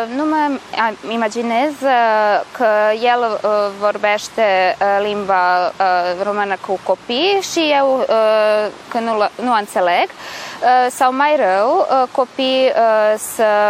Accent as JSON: {"language": "Romanian", "town": "Novi Sad", "region": "Vojvodina", "country": "Serbia", "second_language": "Romanian"}